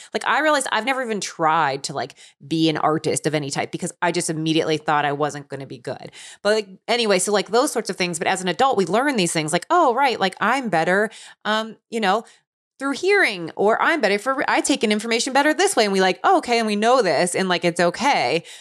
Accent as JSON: {"language": "English", "town": "Cincinnati", "region": "Ohio", "country": "United States", "tie": "born or raised there", "said": "where I grew up in Cincinnati, Ohio"}